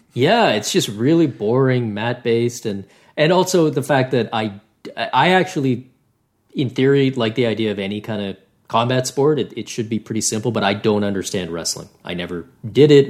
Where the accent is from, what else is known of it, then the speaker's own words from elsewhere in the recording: Canada; as a Canadian